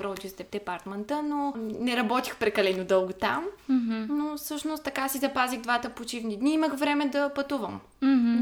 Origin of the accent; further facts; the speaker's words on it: Ruse, Ruse Province, Bulgaria; moved away as an adult; now in Varna, Bulgaria; От Русе съм. В момента уча във Варна